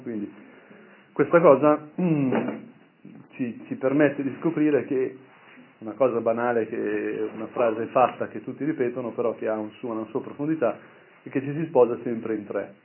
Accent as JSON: {"language": "Italian", "area": "Brianza", "region": "Lombardy", "country": "Italy", "tie": "born or raised there", "said": "al mio paese, quindi in Brianza"}